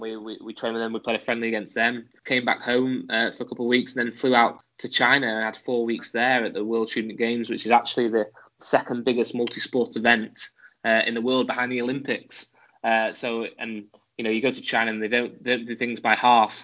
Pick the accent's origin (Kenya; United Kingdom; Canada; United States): United Kingdom; England; accent: English; moved away as an adult; also born or lived in Edinburgh; being uh, English, uh, as you can tell by my accent